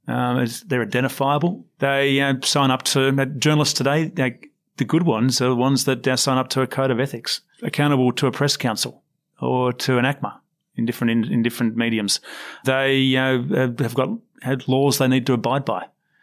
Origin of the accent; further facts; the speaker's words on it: Sydney, New South Wales, Australia; I grew up on the Sydney Morning Herald, and that was the paper my parents chose.